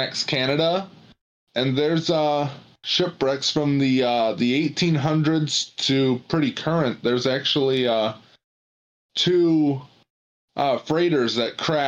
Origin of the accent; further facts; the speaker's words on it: Michigan, United States; I'm from Michigan